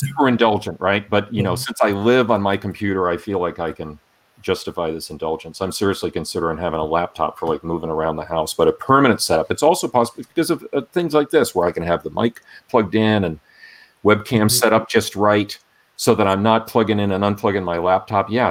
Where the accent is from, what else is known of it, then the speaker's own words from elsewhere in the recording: Rhode Island, United States; I grew up in Rhode Island